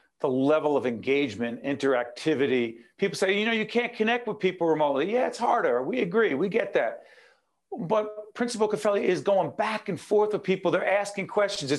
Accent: Newark, New Jersey, United States; now in Montclair, United States; Growing up in Newark

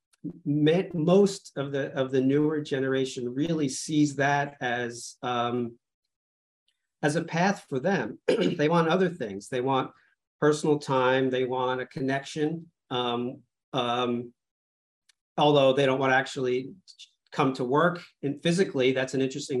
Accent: Old Bridge, New Jersey, United States; I grew up in New Jersey in Old Bridge, Central Jersey

